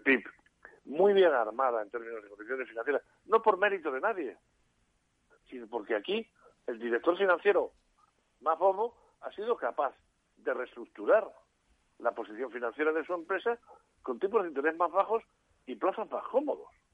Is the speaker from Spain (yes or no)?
yes; Spain; mi país